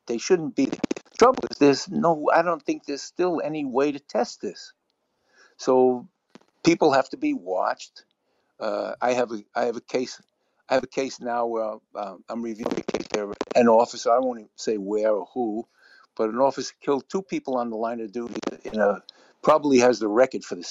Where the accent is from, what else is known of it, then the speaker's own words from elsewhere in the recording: New York City, New York, United States; I grew up in the South Bronx.